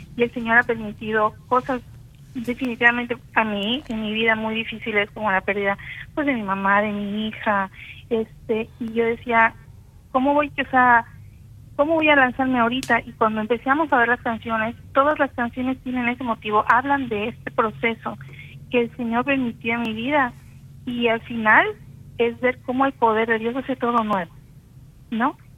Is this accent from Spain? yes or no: no; Campeche, Mexico; soy de Campeche, México